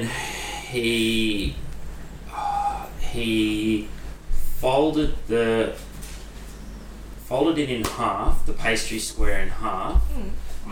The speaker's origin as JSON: {"language": "English", "region": "Queensland", "country": "Australia", "said": "I'm from Queensland"}